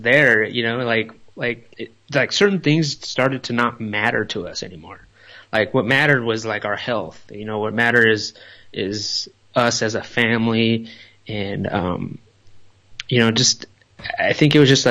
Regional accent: Los Angeles, California, United States; moved away; we're from the Los Angeles area. You know, we live in that area our whole life

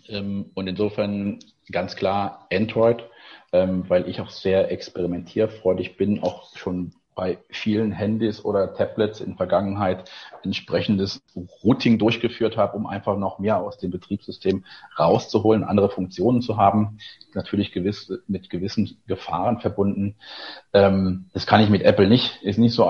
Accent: Eifel, Rhineland-Palatinate, Germany; moved away as an adult; also born or lived in Koblenz; now in Berlin, Germany; gebürtiger Koblenzer, dann in der schönen, beschaulichen Eifel aufgewachsen

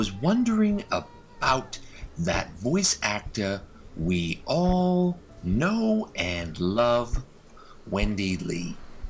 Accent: Canada; excuse me for being a Canadian with common sense values

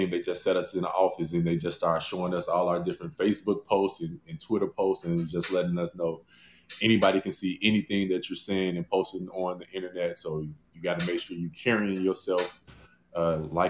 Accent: Chicago, Illinois, United States; growing up in Chicago

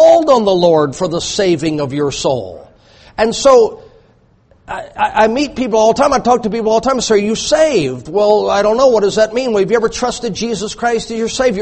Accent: the South, United States; I grew up in the South

